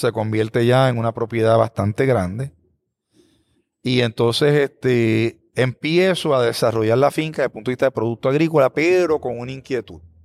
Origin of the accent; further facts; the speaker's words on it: Bayamón, Puerto Rico; now in Aguadilla, Puerto Rico; Yo soy natural de Bayamón